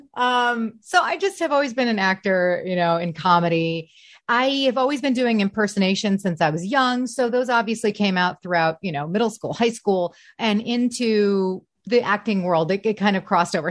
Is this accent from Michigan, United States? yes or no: yes; Detroit, Michigan, United States; moved away as an adult; also born or lived in New York / Chicago; now in Los Angeles, United States; I am from the Detroit area. So I went Detroit, then I went to Chicago